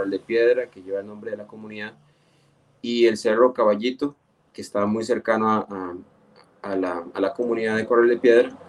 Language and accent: Spanish; Nicoya, Guanacaste, Costa Rica; soy de, de Nicoya, no soy de Guanacaste, pero la verdad es que tengo una gran satisfacción y un, un gran cariño por el, por el pueblo guanacasteco